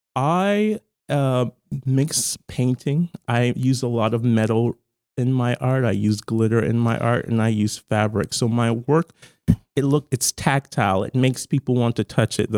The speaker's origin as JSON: {"language": "English", "town": "Charleston", "region": "South Carolina", "country": "United States", "moved": "as an adult", "lives_now": "Baltimore, United States", "said": "I'm from Charleston, South Carolina originally"}